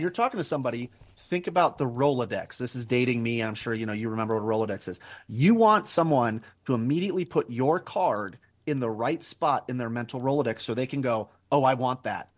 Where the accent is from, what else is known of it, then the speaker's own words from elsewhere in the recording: Albuquerque, New Mexico, United States; moved away as an adult; also born or lived in Northwest Ohio; I was born and raised in Albuquerque, New Mexico, and then spent twenty years in Northwest Ohio